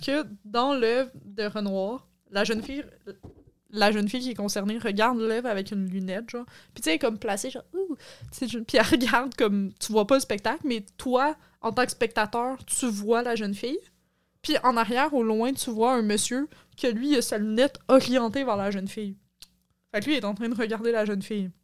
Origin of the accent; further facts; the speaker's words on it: Quebec, Canada; en tant que Québécois, je connais ça